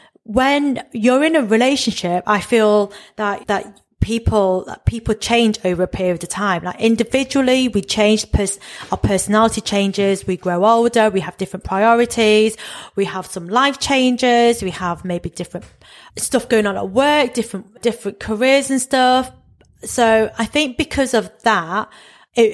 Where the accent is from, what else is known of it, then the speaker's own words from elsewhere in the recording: United Kingdom; I'm really embracing being a British East and Southeast Asian